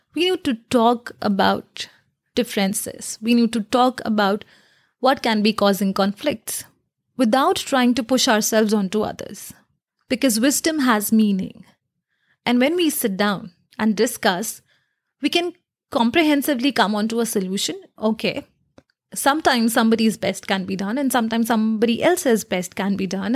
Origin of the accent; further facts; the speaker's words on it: India; I come from India